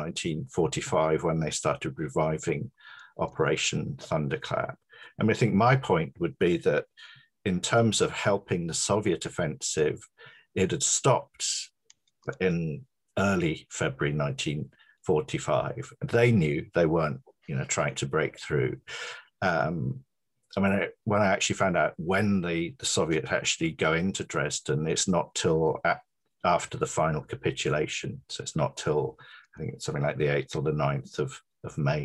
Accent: Hull, Yorkshire and the Humber, United Kingdom; moved away; also born or lived in Coventry; I grew up in Hull, which was the biggest, the most sort of bombed city in Britain.

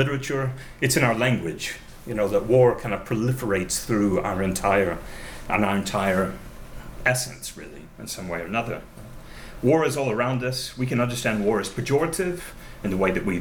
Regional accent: United States; As an American

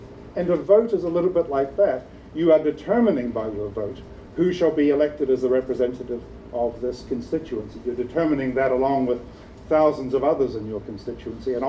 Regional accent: New Zealand; now in United Kingdom; I'm a New Zealander resident

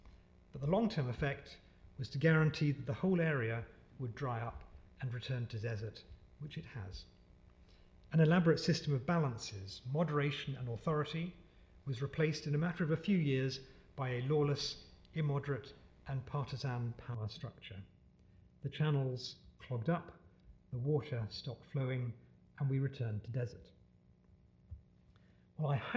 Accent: United Kingdom; also born or lived in Pakistan; as British people

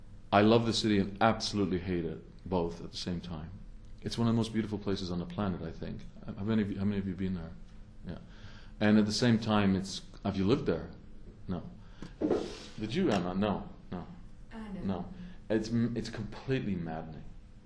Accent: Canada; I was a younger with hair Canadian diplomat, and I was happy and I worked on it, obviously, as a Canadian diplomat at that time in 1993.

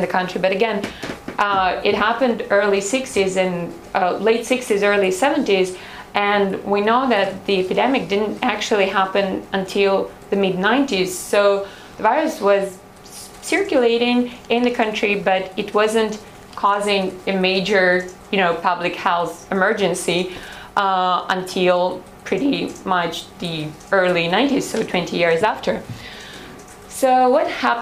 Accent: Odesa, Odesa Oblast, Ukraine; I'm from Odessa

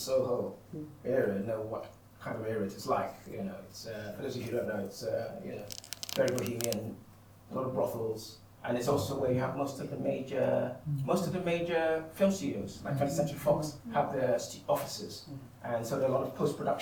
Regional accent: Nigeria; I'm a Nigerian

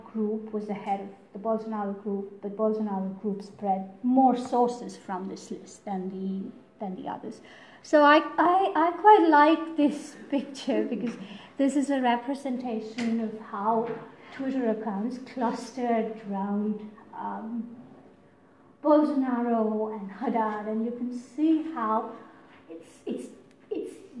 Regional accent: India; first language Tamil; English is a second language; moved away; I'm from India

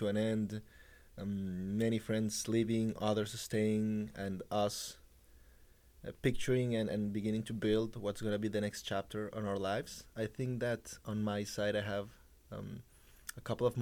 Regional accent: Colombia; moved away as an adult; now in Oxford, United Kingdom; I'm from Colombia

